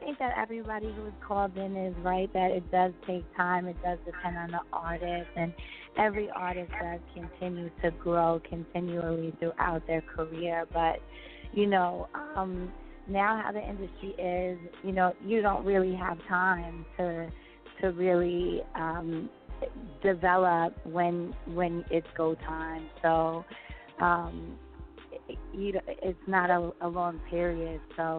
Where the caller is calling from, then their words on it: New York, United States; I'm calling from New York.